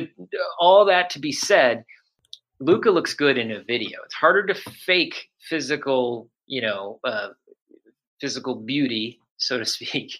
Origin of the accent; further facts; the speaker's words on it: Houston, Texas, United States; moved away; also born or lived in Chicago; I was born in Houston, Texas